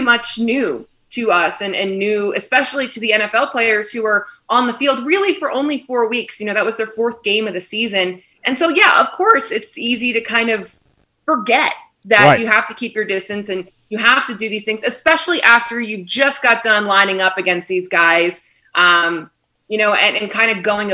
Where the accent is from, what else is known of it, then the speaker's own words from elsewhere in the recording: Philadelphia, Pennsylvania, United States; moved away as an adult; also born or lived in Western New York; now in Kansas City, United States; I am originally from Philadelphia, kind of have moved around the coast a little bit, and now I'm in the Midwest for a year